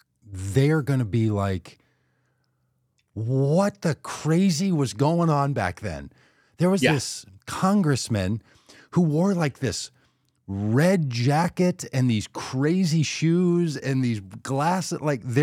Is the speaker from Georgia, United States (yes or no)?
no; New York, United States; I have a family that live in New York. I'm a New Yorker.